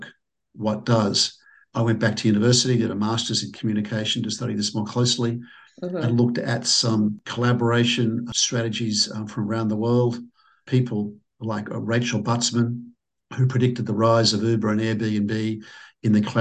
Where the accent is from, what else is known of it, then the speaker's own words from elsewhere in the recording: Sydney, New South Wales, Australia; I'm from Sydney, Australia